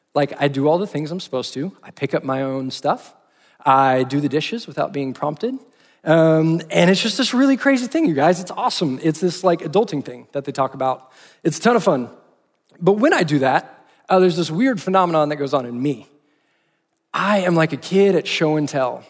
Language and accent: English; Austin, Texas, United States; moved away as an adult; now in Fort Worth, United States; I grew up in Austin, Texas